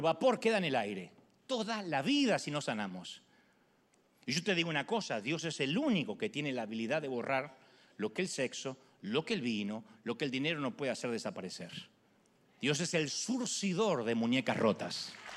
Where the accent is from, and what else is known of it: Argentina; moved away